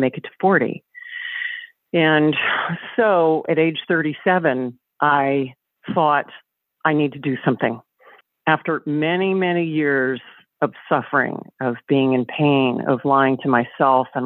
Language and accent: English; the South, United States; I grew up in the South